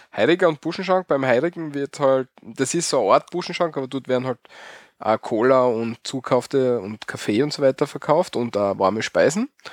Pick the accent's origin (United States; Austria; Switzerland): Austria; bei uns in Österreich